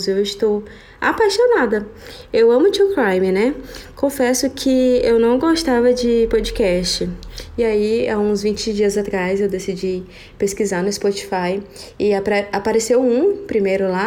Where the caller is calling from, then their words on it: Araguaína, Tocantins, Brazil; sou daqui de Araguaína, Tocantins.